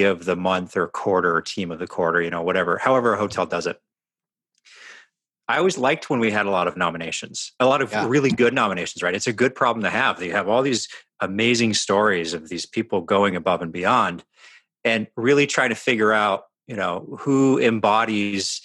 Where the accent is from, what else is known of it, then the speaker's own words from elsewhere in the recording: Canada; now in Seattle, United States; we're from Canada.